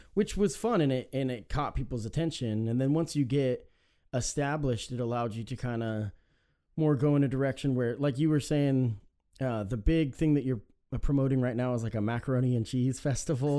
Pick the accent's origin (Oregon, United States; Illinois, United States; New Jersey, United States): Oregon, United States; Salem; I was raised in Salem too